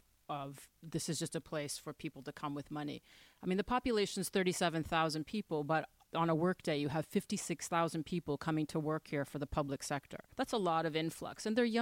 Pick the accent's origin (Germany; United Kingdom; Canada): Canada; Toronto, Ontario; accent: Canadian; moved away as an adult; now in Monaco; I'm from Toronto, Canada.